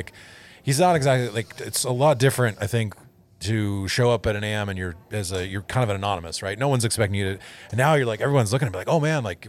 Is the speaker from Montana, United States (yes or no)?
yes; Montana, United States; accent: Montana; It's the rare instance where my Montana accent comes out.